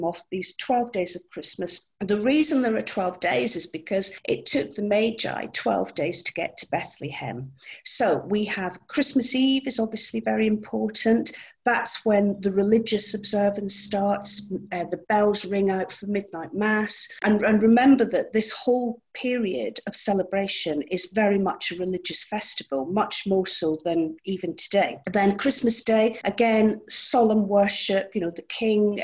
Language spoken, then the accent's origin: English; Scotland, United Kingdom; moved away; I'm actually Scottish, and that's where I was educated and where I did my degree.